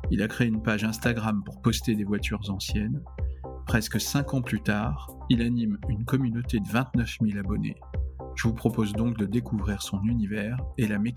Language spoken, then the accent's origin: French; Paris, Île-de-France, France; j'ai 27 ans, je viens de Paris